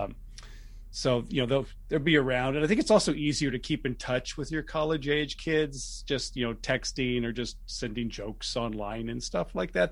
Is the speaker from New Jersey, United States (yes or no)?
no; Martinez, California, United States; also born or lived in Los Angeles, California; I grew up in the East Bay, Martinez, Concord, Clayton